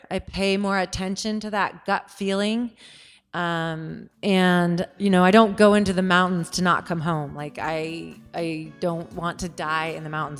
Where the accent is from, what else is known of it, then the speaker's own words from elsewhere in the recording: Seattle, Washington, United States; I grew up in Seattle.